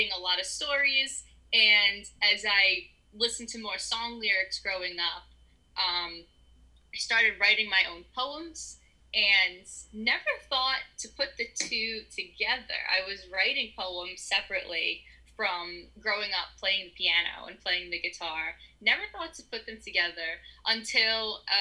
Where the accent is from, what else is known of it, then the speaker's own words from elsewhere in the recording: East Coast, United States; I'm from the East Coast. I've always been from the East Coast